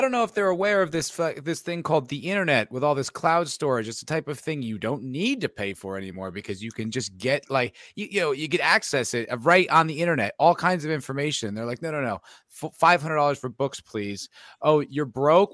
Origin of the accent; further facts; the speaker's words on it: New Jersey, United States; also born or lived in New York City / Los Angeles; now in Austin, United States; I'm from New Jersey, too. I, I, I'm from the East